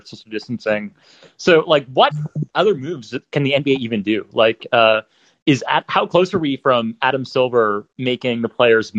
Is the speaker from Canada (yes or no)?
yes; Canada